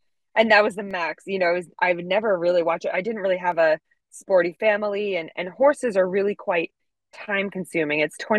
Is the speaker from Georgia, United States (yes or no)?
no; Connecticut, United States; moved away as an adult; now in United Kingdom; I grew up pretty much in Connecticut, which is a state just above New York, and horses have always been my life. Like, that is what I thought I would do forever. And then when I moved over to the UK to work with horses